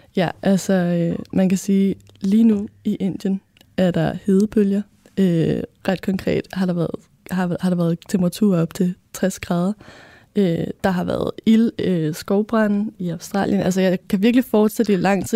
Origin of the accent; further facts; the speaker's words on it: Copenhagen, Capital Region of Denmark, Denmark; Jeg er 21 år og øh, kommer fra Østerbro